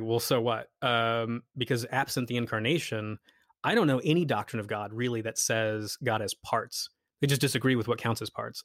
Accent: United States; since we're all American here

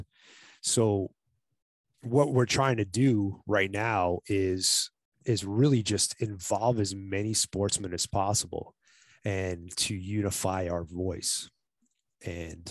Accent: New York, United States; now in Arizona, United States; I live in Arizona, been living here since 91, but I'm originally from New York

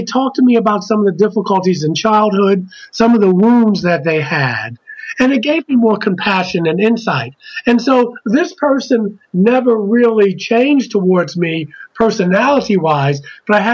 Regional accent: Baltimore, Maryland, United States; now in Black Mountain, North Carolina, United States; I'm from Baltimore, Maryland, originally

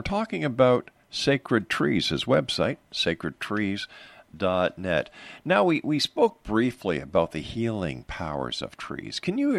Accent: Montreal, Quebec, Canada; moved away; I'm originally from Montreal

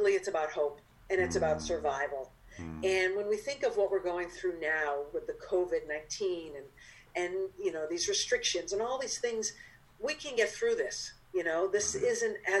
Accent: Cape Cod, Massachusetts, United States; moved away as an adult; now in New York, United States; I grew up on Cape Cod, like I said, and not that many Jewish people on Cape Cod

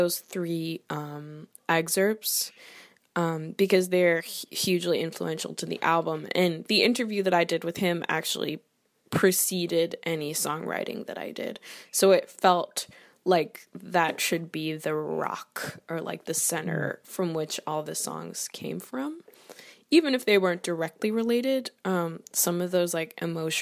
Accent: Canada; I'm Canadian. I have a lot of Canadian influences in my personality and in my identity.

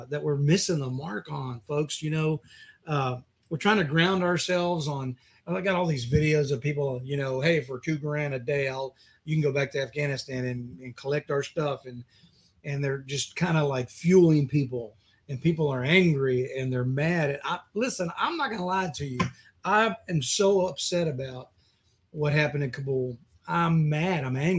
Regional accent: Texas, United States; I grew up in Texas

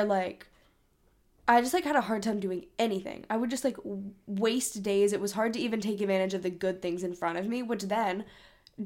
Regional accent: Hong Kong; moved away; We grew up in Hong Kong

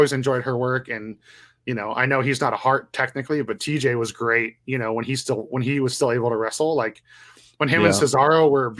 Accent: Canada; well, especially being Canadian.

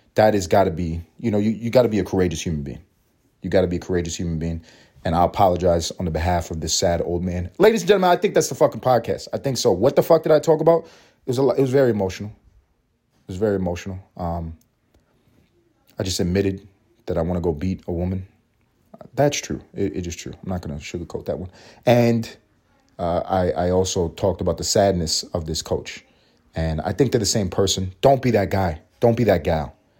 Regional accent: New York City, New York, United States; I'm from New York City. I grew up in Harlem.

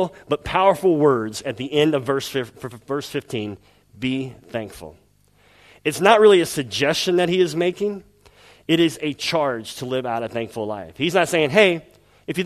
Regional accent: the South, United States; moved away; I'm from the South in the United States

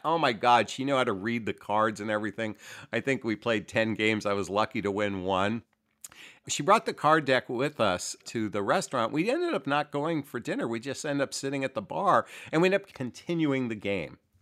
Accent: United States; I was born and raised here in the United States

